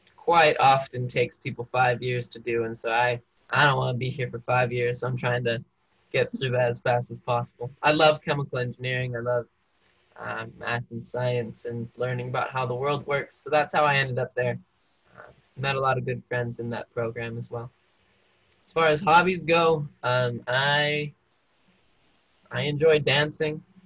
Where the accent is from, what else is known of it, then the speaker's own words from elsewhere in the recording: Mesa, Arizona, United States; moved away as an adult; also born or lived in Ecuador; now in Provo, United States; I grew up in Mesa, Arizona